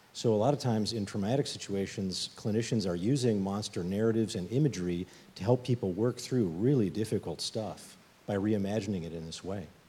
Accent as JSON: {"language": "English", "town": "Chicago", "region": "Illinois", "country": "United States", "said": "I'm from Chicago"}